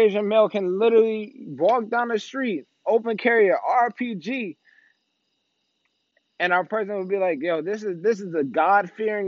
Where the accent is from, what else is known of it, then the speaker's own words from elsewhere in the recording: Maryland, United States; I'm from Maryland